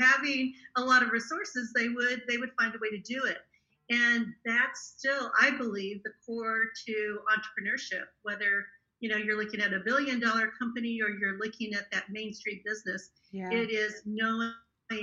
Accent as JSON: {"language": "English", "region": "Kansas", "country": "United States", "tie": "born or raised there", "said": "I actually grew up in a little tiny town in Kansas, in the middle of nowhere on the Kansas-Oklahoma border."}